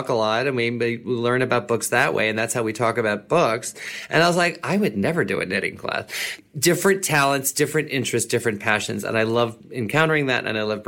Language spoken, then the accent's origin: English; New York, United States; I'm also from New York. So it's like I've been here all my life and most of my professional career, almost all of it.